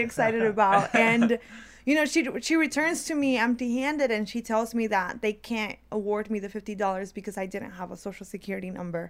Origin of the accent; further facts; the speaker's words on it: DeKalb County, Georgia, United States; English is a second language; I as a child entering into the third grade into the public school system in DeKalb County, I learned English really quickly